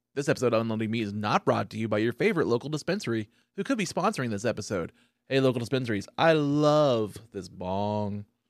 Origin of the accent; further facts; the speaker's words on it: Copan, Oklahoma, United States; also born or lived in Bartlesville; I actually grew up in a town called Copan, which is about twenty minutes north of here